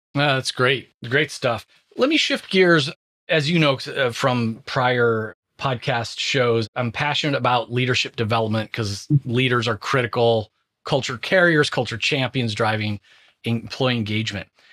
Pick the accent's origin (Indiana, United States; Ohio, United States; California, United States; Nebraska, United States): California, United States; Southern; moved away; I was born in Southern California, still have tons of friends and family there